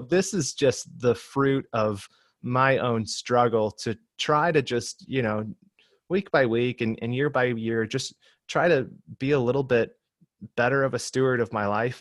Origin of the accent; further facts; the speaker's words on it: Michigan, United States; moved away as an adult; now in Southern California, United States; I'm from Michigan originally, uh, but my wife and I moved out here to Southern California to attend seminary about six or seven years ago